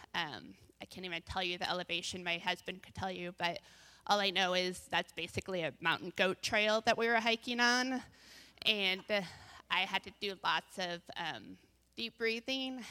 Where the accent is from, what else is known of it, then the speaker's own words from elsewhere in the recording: Bend, Oregon, United States; now in Salem, United States; I grew up in Bend, moved over here in ninety-seven